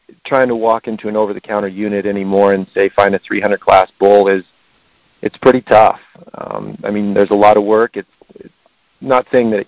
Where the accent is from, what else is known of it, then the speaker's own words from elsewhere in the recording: Front Range of Colorado, United States; I was born and raised here on the Front Range of Colorado